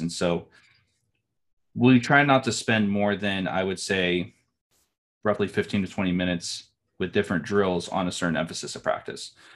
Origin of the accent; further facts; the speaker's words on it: Bakersfield, California, United States; I'm from Bakersfield, California